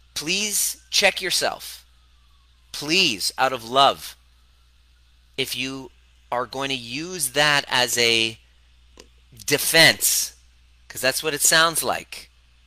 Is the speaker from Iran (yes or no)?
yes; Iran; now in Canada; I know that's how I felt when I came to from Iran to Canada. I hated myself because I would see everything talked about Persians, about Iranians.